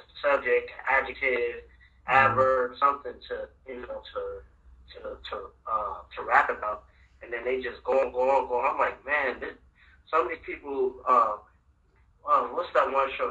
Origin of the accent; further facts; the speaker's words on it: Chicago, Illinois, United States; I was born in Chicago